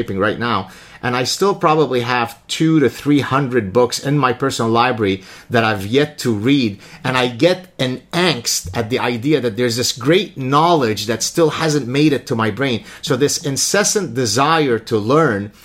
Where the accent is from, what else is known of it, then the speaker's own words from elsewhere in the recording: Lebanon; I grew up in Lebanon watching the spaghetti westerns